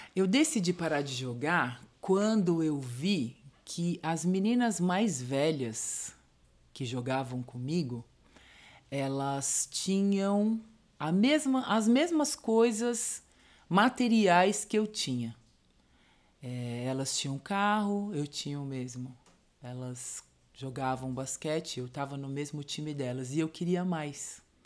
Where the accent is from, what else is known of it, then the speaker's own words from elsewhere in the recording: São Paulo, Brazil; also born or lived in Diadema; Eu sou do Ipiranga